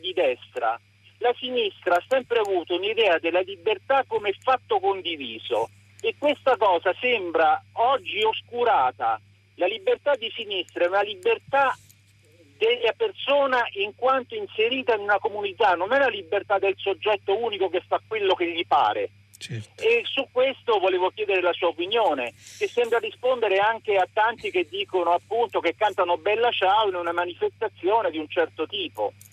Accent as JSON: {"language": "Italian", "town": "Montopoli di Sabina", "region": "Lazio", "country": "Italy", "moved": "yes", "lives_now": "Rome, Italy", "said": "adesso sono a Roma ma sono di Montopoli di Sabina"}